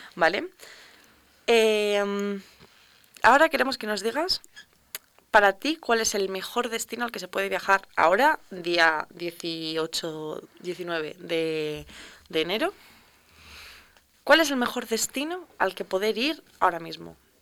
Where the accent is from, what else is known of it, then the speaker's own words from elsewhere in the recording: León, Castile and León, Spain; nosotros que somos de León